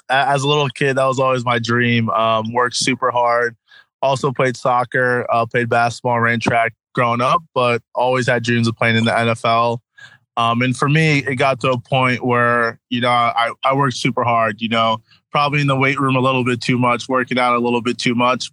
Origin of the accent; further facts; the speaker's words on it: New Jersey, United States; also born or lived in Connecticut; I'm from New Jersey, South Jersey or SJ